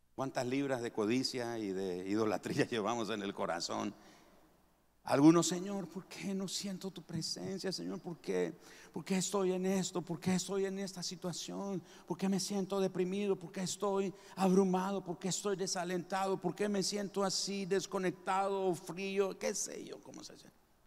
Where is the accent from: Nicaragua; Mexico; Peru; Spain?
Nicaragua; moved away; todos los nicas llevan queso, rosquillas, huirilas, elotes cocidos, oltamales